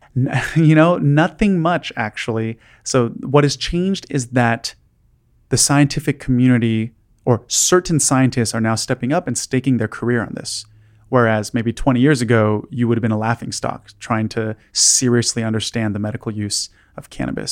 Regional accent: Los Angeles, California, United States; I grew up in Los Angeles

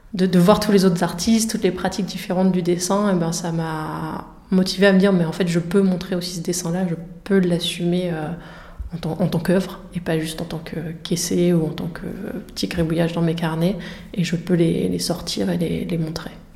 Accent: Somme, Hauts-de-France, France; des marais de la Somme, donc dont je, enfin, région dont je suis originaire

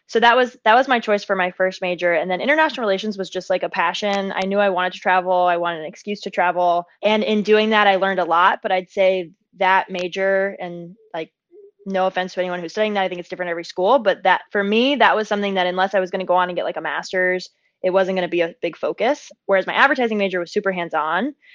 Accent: San Diego, California, United States; moved away as an adult; also born or lived in upstate New York / New York City / Santa Barbara; I grew up in San Diego, California, which is heaven on earth.

